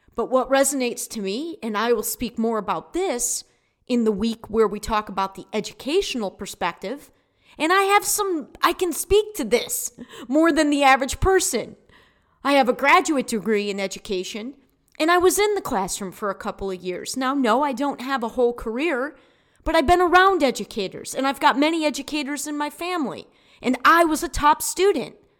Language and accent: English; United States; as American citizens